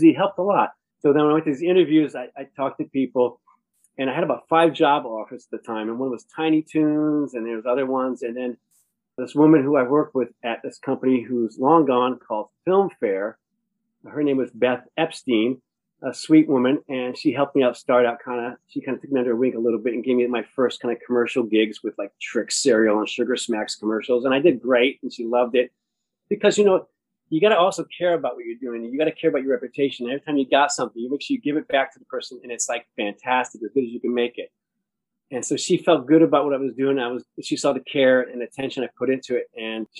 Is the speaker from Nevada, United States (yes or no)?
no; Rhode Island, United States; moved away; I grew up in Rhode Island